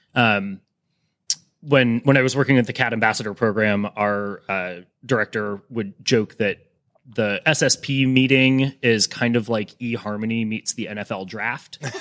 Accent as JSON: {"language": "English", "town": "Cleveland", "region": "Ohio", "country": "United States", "tie": "born or raised there", "said": "growing up in Cleveland"}